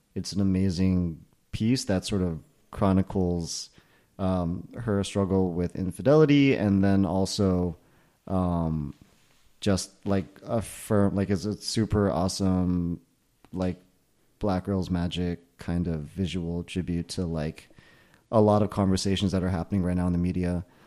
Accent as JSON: {"language": "English", "town": "Millburn", "region": "New Jersey", "country": "United States", "tie": "born or raised there", "said": "This was in Jersey. This was in Milburn, New Jersey, where I, we were known for having invented Ultimate Frisbee"}